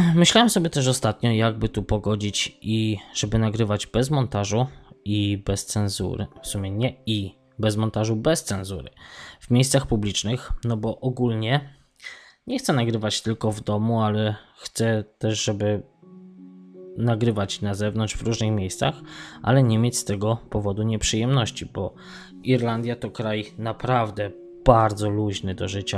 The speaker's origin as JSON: {"language": "Polish", "country": "Poland", "moved": "yes", "lives_now": "Sligo, Ireland"}